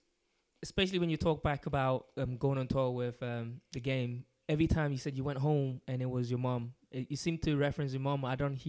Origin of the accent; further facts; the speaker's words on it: London, United Kingdom; now in Scotland; I'm from London. I grew up in London